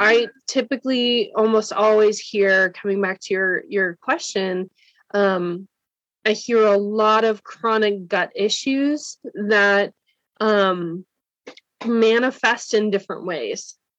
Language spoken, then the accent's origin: English; Wisconsin, United States; now in Cincinnati, United States; I live in Cincinnati. I'm from Wisconsin though